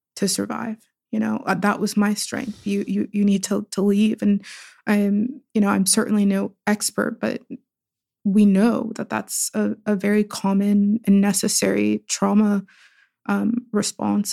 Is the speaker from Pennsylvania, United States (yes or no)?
yes; Pittsburgh, Pennsylvania, United States; I was born and raised in Pittsburgh, but in very different parts of Pittsburgh